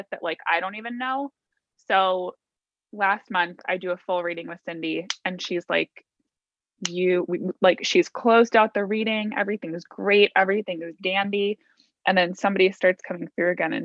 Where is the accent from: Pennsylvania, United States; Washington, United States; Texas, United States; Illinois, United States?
Illinois, United States; Naperville; I grew up in near Naperville